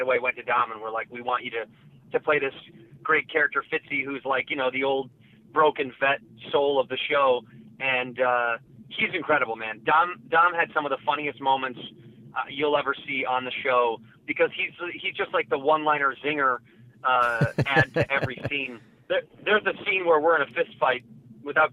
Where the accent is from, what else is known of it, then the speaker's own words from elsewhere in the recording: Chicago, Illinois, United States; moved away as an adult; now in Los Angeles, United States; I'm born and raised in Chicago, and I left for college